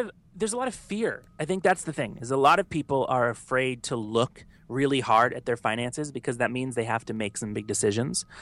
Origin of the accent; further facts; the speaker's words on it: the South, United States; now in New York, United States; I'm from the South, and so if I told anyone back home that I did that, they'd make fun of me